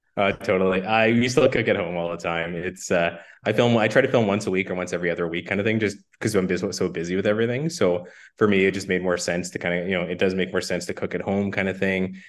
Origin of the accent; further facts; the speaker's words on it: Saskatoon, Saskatchewan, Canada; I was born and raised in Saskatoon